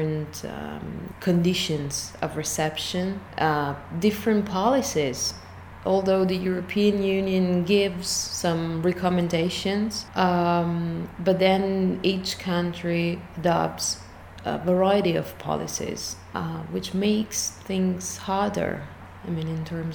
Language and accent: English; Italy; I come from Italy, where I'm a postdoctoral research fellow in English linguistics